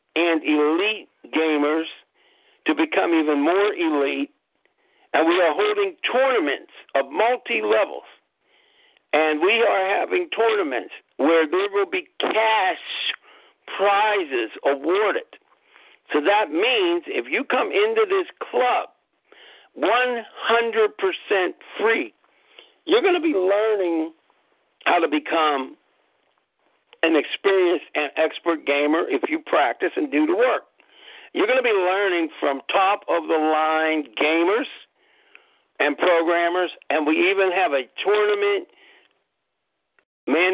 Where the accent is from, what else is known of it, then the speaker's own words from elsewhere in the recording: Pittsburgh, Pennsylvania, United States; I'm from Pittsburgh, PA